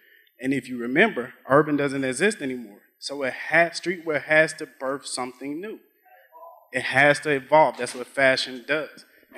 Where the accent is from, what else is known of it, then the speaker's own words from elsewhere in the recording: Atlanta, Georgia, United States; I'm from Atlanta, the West End